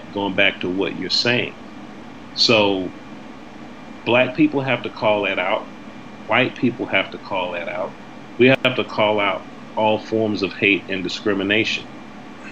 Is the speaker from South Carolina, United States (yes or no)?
yes; South Carolina, United States; now in Boston, United States; I grew up in South Carolina